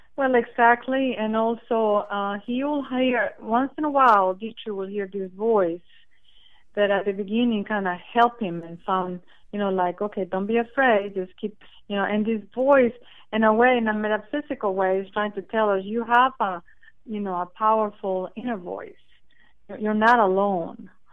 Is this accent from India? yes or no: no; Costa Rica; moved away as an adult; now in United States; Well, I'm originally from Costa Rica. I've been in, in the United States for 30 years